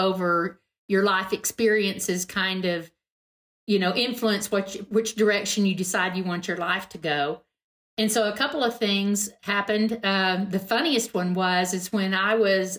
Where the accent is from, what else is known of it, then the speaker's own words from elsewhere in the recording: Texas, United States; I'm from Texas